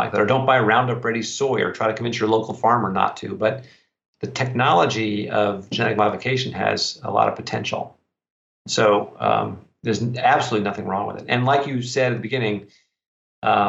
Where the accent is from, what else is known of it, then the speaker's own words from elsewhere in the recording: Columbia, South Carolina, United States; I'm from South Carolina also.